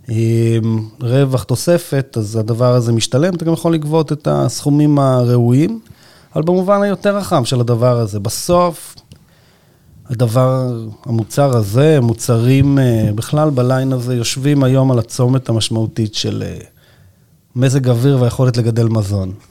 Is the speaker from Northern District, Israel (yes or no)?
no; Yagur, Haifa District, Israel; אני קיבוצניק וזה, אני בעניינים. מאיזה קיבוץ? יגור.